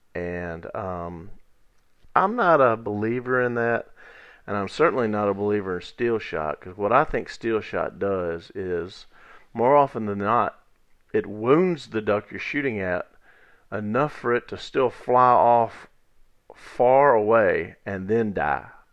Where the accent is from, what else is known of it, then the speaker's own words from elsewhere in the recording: Natchez Trace Village, United States; where I grew up in Natchez Trace Village